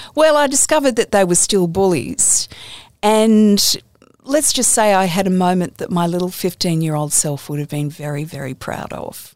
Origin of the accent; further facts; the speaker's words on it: Campbelltown, New South Wales, Australia; I grew up in Campbelltown in, in the western suburbs.